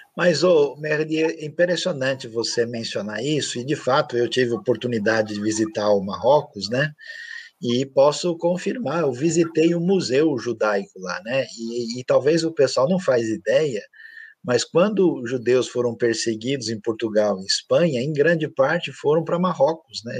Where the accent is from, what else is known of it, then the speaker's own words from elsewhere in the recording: Brazil; eu sou do Brasil